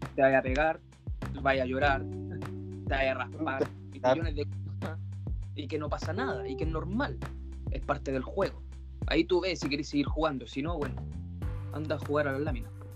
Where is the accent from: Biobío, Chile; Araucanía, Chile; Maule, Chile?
Biobío, Chile; Concepción; yo comencé a andar en skate en Concepción. Soy de allá en realidad, nací en Concepción... Eh, en un barrio de calles de tierra